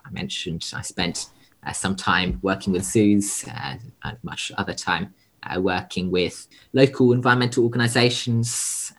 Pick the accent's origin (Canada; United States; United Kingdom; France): United Kingdom; now in Sydney, Australia; I'm a British born Australian conservationist.